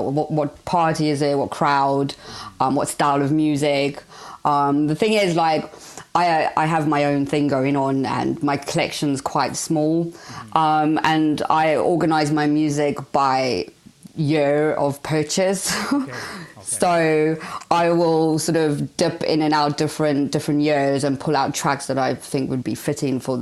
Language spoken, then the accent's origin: English; South Africa; moved away; I'm originally from South Africa, so I love any sort of little sounds that sort of resonate with my roots and where I come from.